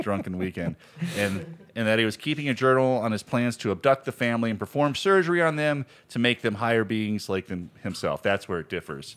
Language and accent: English; Virginia, United States; I grew up in Virginia